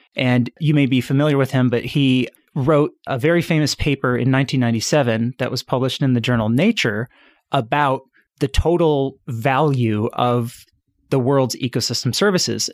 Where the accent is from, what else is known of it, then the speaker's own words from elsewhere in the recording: suburbs outside Chicago, Illinois, United States; I grew up in the suburbs outside, uh, Chicago, so born and raised in Illinois